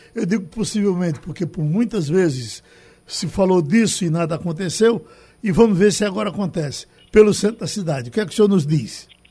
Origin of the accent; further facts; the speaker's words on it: Pesqueira, Pernambuco, Brazil; now in Recife, Brazil; a minha terra pesqueira vivia decadente